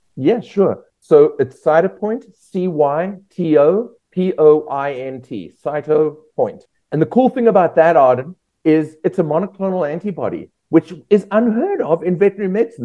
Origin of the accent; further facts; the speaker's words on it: South Africa; moved away as an adult; also born or lived in Australia; now in United States; I'm from South Africa originally. Spent the first 25 years of my life there.